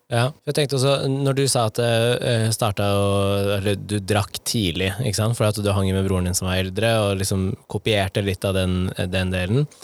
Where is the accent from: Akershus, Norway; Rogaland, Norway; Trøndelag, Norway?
Akershus, Norway; Nittedal; Der hvor jeg vokste opp, i Nittedal